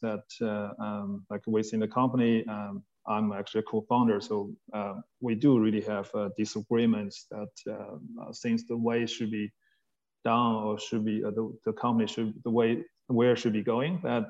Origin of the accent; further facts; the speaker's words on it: Australia; now in China; A few things I probably wouldn't do as an Australian as well.